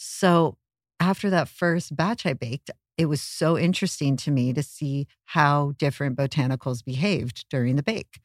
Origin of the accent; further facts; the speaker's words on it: Ojai, California, United States; moved away as an adult; now in Los Angeles, United States; I grew up in Ojai, California, a small town